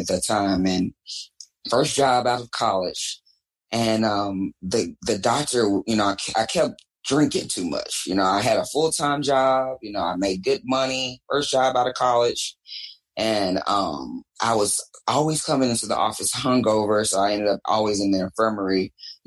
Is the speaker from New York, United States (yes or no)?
no; Dallas, Texas, United States; I am talking to you live from downtown Dallas, Texas, my hometown